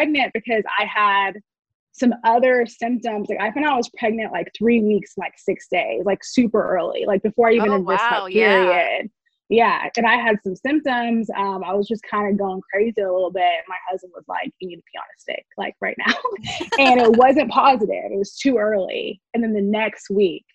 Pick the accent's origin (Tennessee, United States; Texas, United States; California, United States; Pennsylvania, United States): Tennessee, United States; Knoxville; my husband and I are 28 and we're both from Knoxville